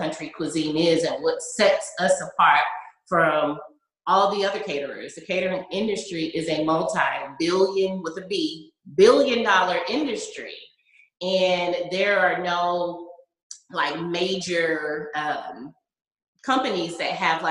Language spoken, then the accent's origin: English; United States; also born or lived in Atlanta, Georgia / South Carolina / Charleston, South Carolina; now in Texas, United States; I'm not from Texas. My family, like I said, is from Charleston. My mom moved to Atlanta. And so I grew up between Atlanta and South Carolina